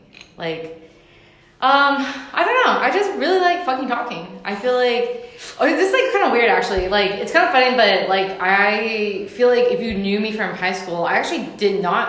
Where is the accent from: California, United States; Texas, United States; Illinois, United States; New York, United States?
California, United States; San Francisco; born and raised in San Francisco.